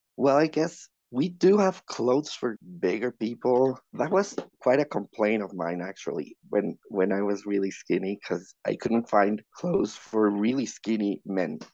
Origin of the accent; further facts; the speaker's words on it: Mexico City, Mexico; I'm from Mexico City.